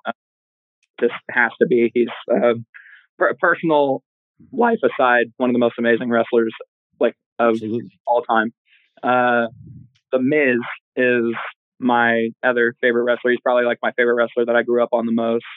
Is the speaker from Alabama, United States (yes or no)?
no; Oklahoma, United States; also born or lived in Detroit, Michigan; I spent all of my school years here in Oklahoma